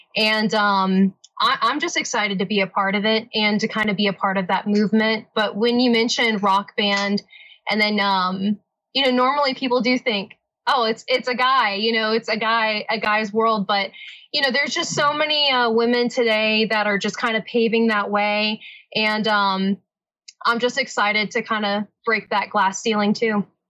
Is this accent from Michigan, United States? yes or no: no; North Carolina, United States; now in Nashville, United States; I'm originally from uh, North Carolina